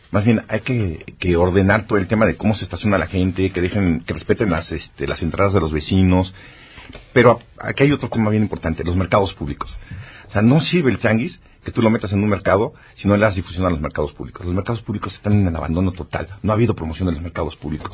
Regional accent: Mexico

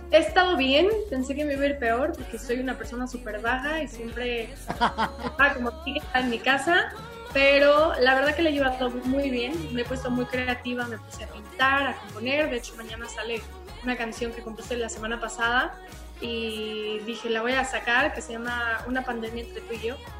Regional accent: Aguascalientes, Mexico; yo soy de Aguascalientes. ¿no? Y entonces, bueno, pues acá es provincia

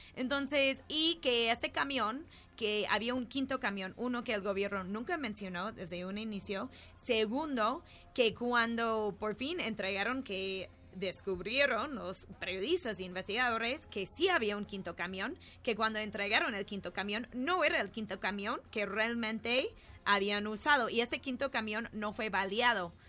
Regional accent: New York, United States; now in Mexico; soy de Nueva York, pero aquí vivo en México

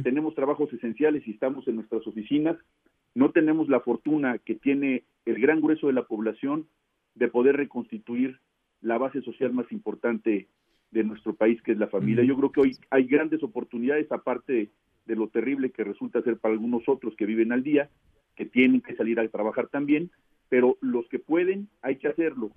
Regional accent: Mexico; como mexicanos

